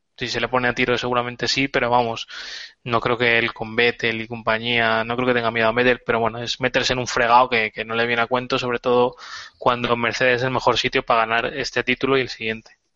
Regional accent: Spain; la candidata española es de mi pueblo

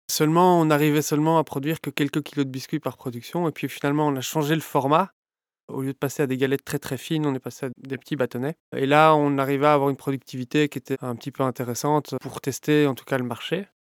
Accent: Brussels, Brussels-Capital Region, Belgium; Je suis bruxellois, j'ai 35 ans.

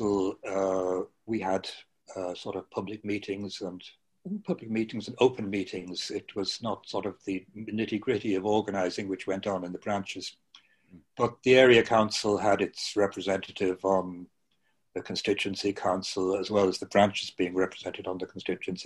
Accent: Bray, County Wicklow, Ireland; also born or lived in Belfast; I was brought up in Bray.

